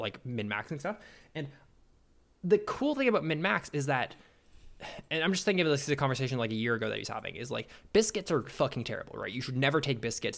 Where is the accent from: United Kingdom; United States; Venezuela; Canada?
Canada; I'm a Canadian.